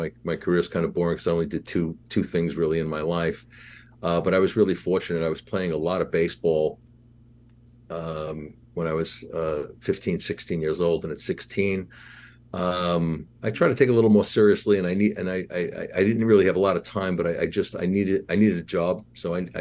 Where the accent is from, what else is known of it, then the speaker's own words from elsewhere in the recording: New York City, New York, United States; I grew up in Queens, New York.